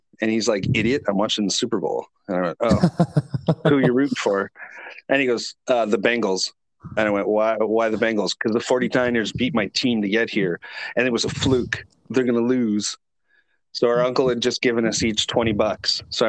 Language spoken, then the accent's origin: English; Canada; as a Canadian, I'm obligated to love hockey